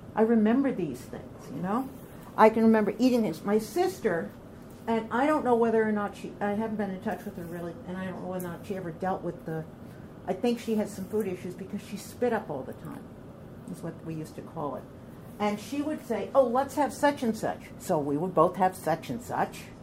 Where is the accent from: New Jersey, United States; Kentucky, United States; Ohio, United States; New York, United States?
New York, United States; Orange County; also born or lived in Bedford, Westchester, New York; I come from Orange County, New York